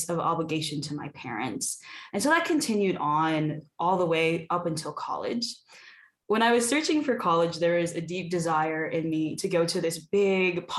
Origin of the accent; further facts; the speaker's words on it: Sioux Falls, South Dakota, United States; moved away as an adult; now in Detroit, United States; I'm originally from Sioux Falls, South Dakota, about 13 hours away from Detroit